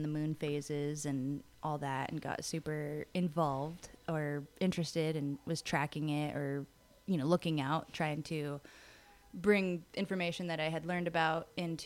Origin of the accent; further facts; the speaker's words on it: Los Angeles, California, United States; I grew up in Los Angeles